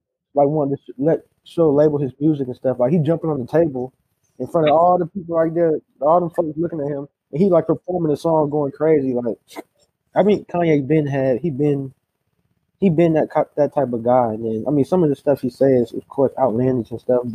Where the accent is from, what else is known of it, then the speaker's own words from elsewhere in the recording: Pensacola, Florida, United States; moved away; also born or lived in Korea; from Pensacola, Florida